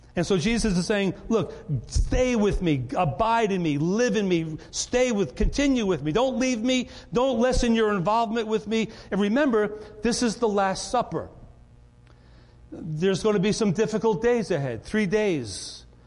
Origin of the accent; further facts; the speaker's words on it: Rye, New York, United States; I grew up in Rye, New York